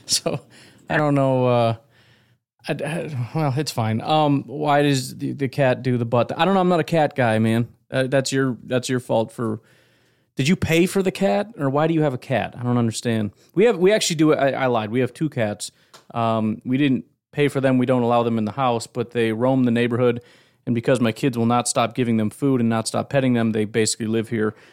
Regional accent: Illinois, United States; I grew up in Illinois with Bears fans

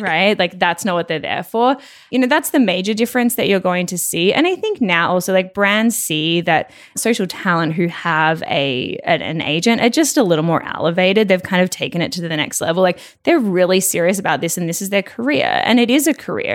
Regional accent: Melbourne, Victoria, Australia; moved away; also born or lived in Toronto / Los Angeles; I'm originally from Melbourne

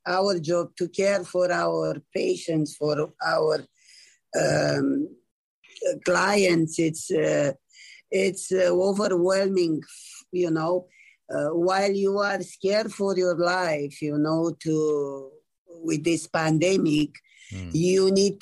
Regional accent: Romania; now in Canada; I am from Romania

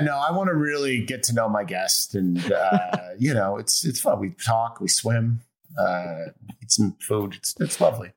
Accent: Chicago, Illinois, United States; now in Los Angeles, United States; I'm from Chicago, so right. I have like northern blood

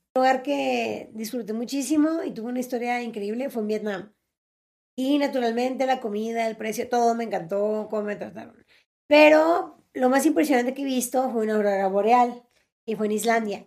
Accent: Mexicali, Baja California, Mexico; soy de Mexicali

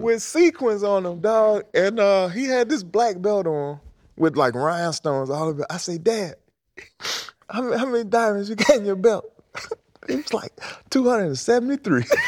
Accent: Detroit, Michigan, United States; I'm from Detroit

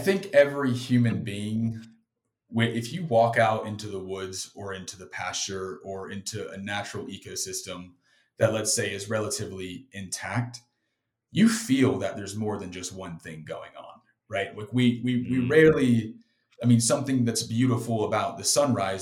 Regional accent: South Carolina, United States; I grew up on the beach in South Carolina

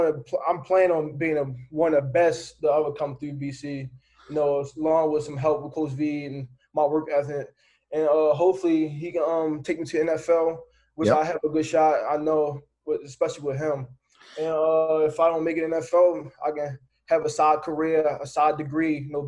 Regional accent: Baltimore, Maryland, United States; So I'm from Baltimore City. You know, inner city kid, rough neighborhood.

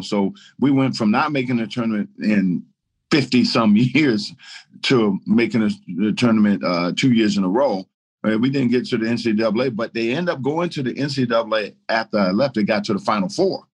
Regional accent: Baltimore, Maryland, United States; also born or lived in Paris, France / Washington, North Carolina; we moved to Baltimore, Maryland, where I grew up.

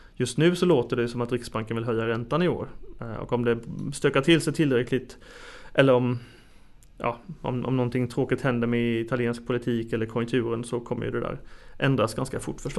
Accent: Sweden; som en svensk som sitter hundratals mil bort

